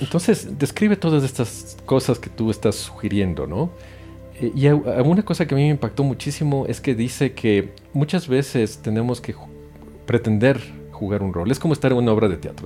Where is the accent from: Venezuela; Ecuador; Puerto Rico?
Ecuador; moved away as an adult; also born or lived in Europe; now in Mexico; yo soy ecuatoriano de nacimiento, hice mi carrera allá, hice mis estudios allá